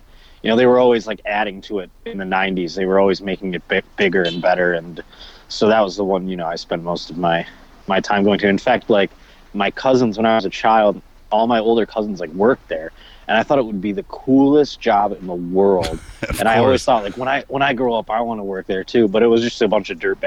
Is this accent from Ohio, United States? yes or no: no; Buffalo, New York, United States; my hometown